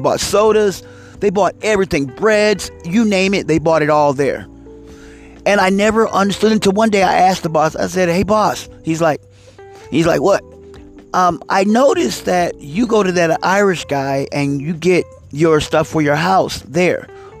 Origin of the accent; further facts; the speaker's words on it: Italy; moved away; And my wife, you know, we're Italian and we're from Italy. You know, I mean, she's born and raised in Italy. And, you know, we moved over here